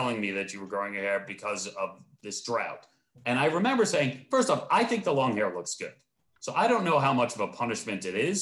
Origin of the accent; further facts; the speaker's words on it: Long Island, New York, United States; I grew up on Long Island